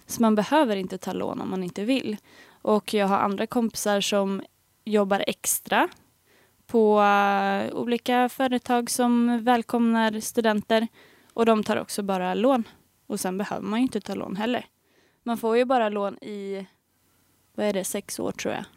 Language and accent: Swedish; Stockholm, Stockholm County, Sweden; now in Lund, Sweden; där jag kommer från, Stockholm